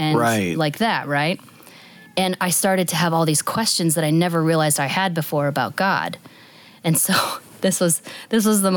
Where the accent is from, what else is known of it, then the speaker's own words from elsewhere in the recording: northwest Ohio, United States; now in Northern Virginia, United States; I grew up in the upper northwest corner of Ohio, very last county before you hit Indiana or Michigan. Very rural area.